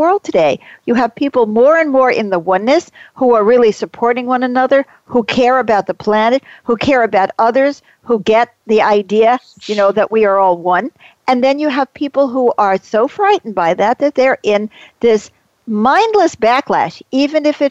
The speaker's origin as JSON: {"language": "English", "region": "New York", "country": "United States", "tie": "born or raised there", "said": "I grew up in New York"}